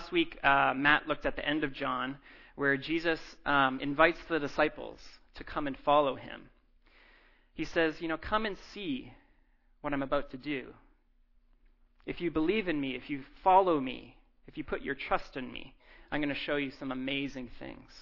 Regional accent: Abbotsford, British Columbia, Canada; now in Vancouver, Canada; I'm actually from Abbotsford. My parents live in Abbotsford

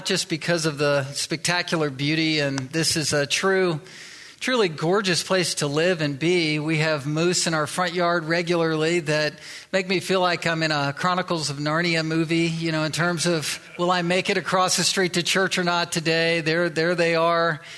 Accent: Virginia Beach, Virginia, United States; moved away as an adult; also born or lived in Delaware / Southern California / Little Rock, Arkansas; now in Pacific Northwest, United States; I was born in Delaware. I was raised in Virginia Beach and Chesapeake

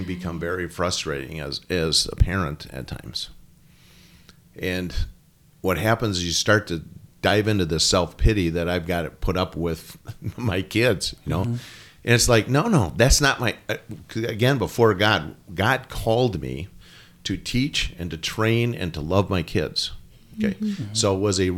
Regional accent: United States; being an American

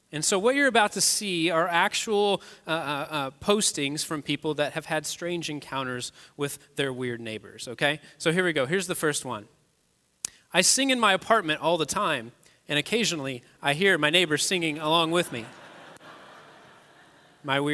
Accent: Kentucky, United States; moved away as an adult; now in Westfield, United States; I'm actually not even a native Hoosier. I'm from Kentucky originally

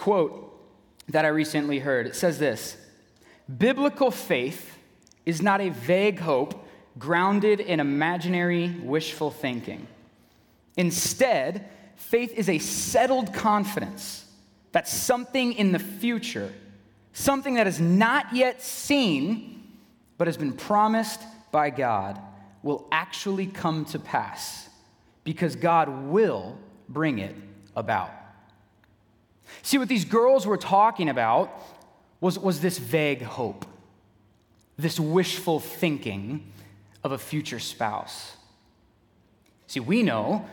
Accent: San Diego, California, United States; moved away as an adult; also born or lived in Knoxville, Tennessee; now in Waukesha, United States; Originally, I'm from San Diego, California

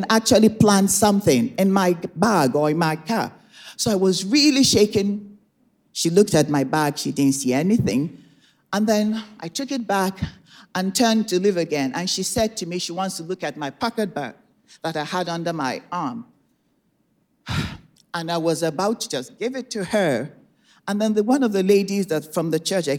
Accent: Nigeria; moved away as an adult; now in United States; I was born and raised in Nigeria. I came to America in 1987 as a young adult

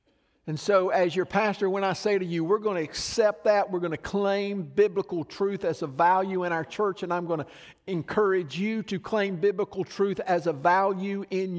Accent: the South, United States; I grew up in mostly in the South where my friends either believed the Bible as the truth as I did

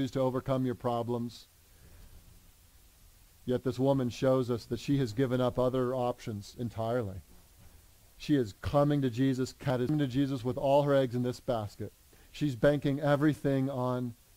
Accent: United States; We in America

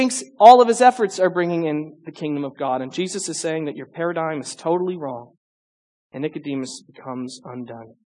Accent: St. Louis, Missouri, United States; I'm actually from kind of a lower middle class suburb outside of St. Louis. We didn't have men doing ballet

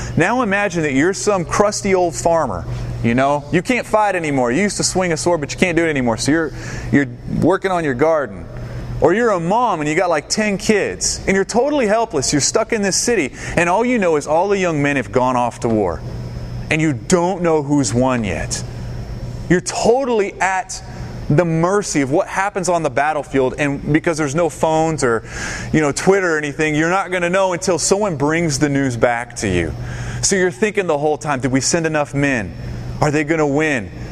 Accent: the South, United States; also born or lived in Tampa, Florida; now in Knoxville, United States; I grew up in the South, the Bible Belt

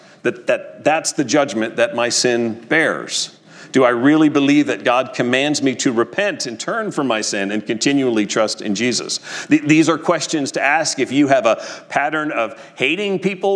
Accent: New Jersey, United States; When I was a kid growing up in North Jersey

